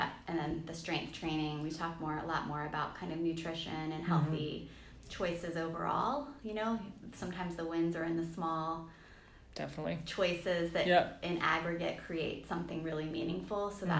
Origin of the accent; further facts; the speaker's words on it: Washington, District of Columbia, United States; I mean, I come from the Washington, D.C. area and we have some nice hills around there.